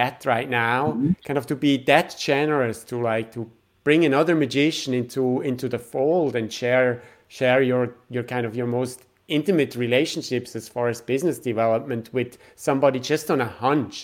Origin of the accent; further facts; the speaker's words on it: Switzerland; My background is I'm from Switzerland